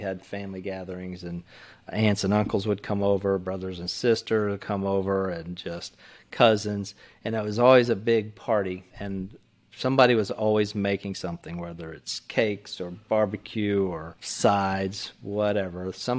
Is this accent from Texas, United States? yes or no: yes; Texas, United States; I've had to kill some chickens, of course, growing up in Texas.